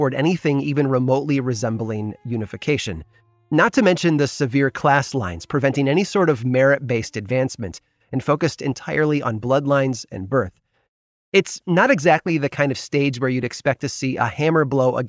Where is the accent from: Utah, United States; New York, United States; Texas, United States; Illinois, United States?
Illinois, United States; near Pontiac and Ottawa; I grew up near the Illinois towns of both Pontiac and Ottawa.